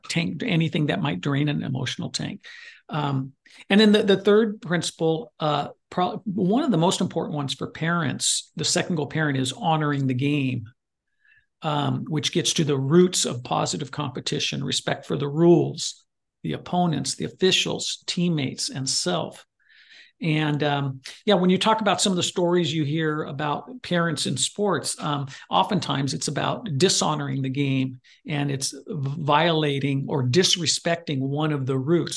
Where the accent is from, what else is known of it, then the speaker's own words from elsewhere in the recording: Goleta, California, United States; moved away; I went back to Goleta, California, my hometown